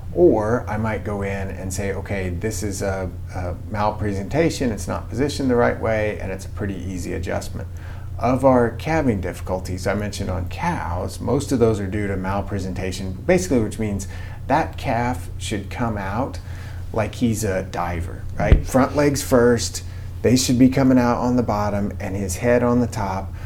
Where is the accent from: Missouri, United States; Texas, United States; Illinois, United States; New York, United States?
Missouri, United States; moved away as an adult; also born or lived in Mississippi; now in Kansas, United States; I actually grew up in Missouri around cattle